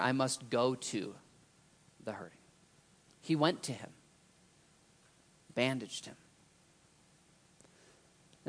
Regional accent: United States; as an American, as a Christian

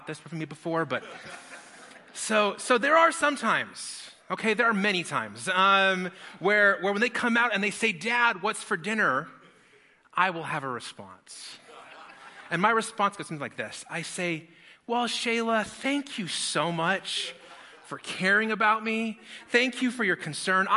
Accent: Las Vegas, Nevada, United States; I grew up in Las Vegas, which is the best people watching city in the whole wide world.

